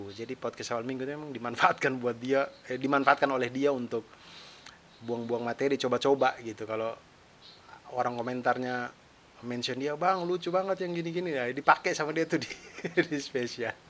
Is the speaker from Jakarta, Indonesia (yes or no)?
no; Kupang, East Nusa Tenggara, Indonesia; Nah, itulah tempat asal saya. Saya lahir besar di Kupang, tapi di Wikipedia ditulisnya di Larantuka.